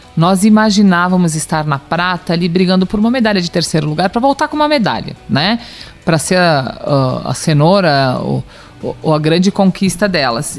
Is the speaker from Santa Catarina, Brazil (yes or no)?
yes; Lages, Santa Catarina, Brazil; Nós somos de Lages